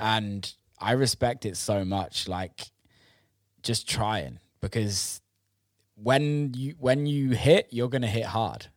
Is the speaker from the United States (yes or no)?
no; England, United Kingdom; I'm obviously British and grew yeah. up in England